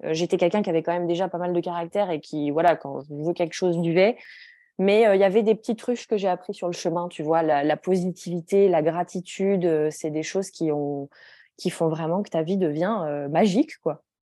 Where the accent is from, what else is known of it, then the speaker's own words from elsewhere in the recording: Grenoble, Auvergne-Rhône-Alpes, France; moved away as an adult; now in Stockholm, Sweden; Je suis née et j'ai grandi à Grenoble.